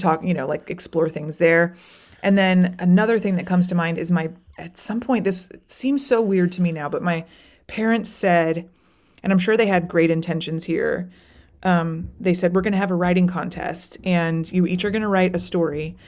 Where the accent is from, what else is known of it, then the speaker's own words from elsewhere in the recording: Florida, United States; now in Chicago, United States; I moved to Chicago, but I grew up in Florida